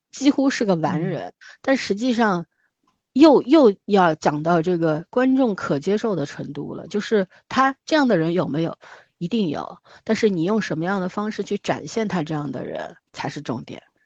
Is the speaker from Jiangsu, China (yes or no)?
no; Shanghai, China; 我们上海这边出殡的时候